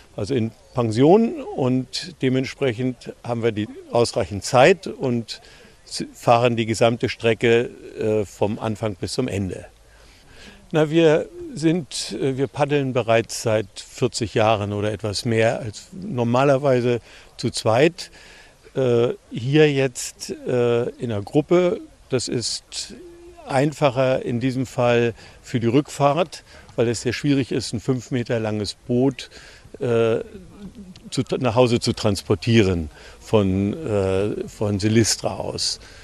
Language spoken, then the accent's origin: German; Germany; Wir kommen aus dem Süden von Deutschland, vom Bodensee an der Grenze zu Österreich und zur Schweiz.